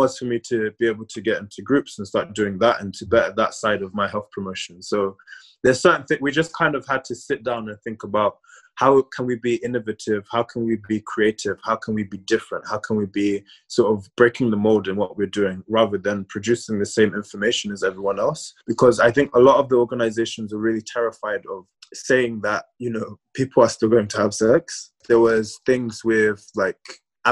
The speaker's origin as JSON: {"language": "English", "region": "London", "country": "United Kingdom", "tie": "born or raised there", "said": "growing up in London as a Black queer man, I grew up with a lot of straight Black male friends"}